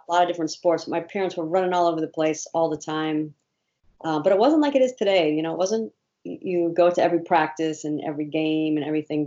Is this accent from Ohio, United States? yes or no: yes; Ohio, United States; moved away; also born or lived in Indiana; I was born in Ohio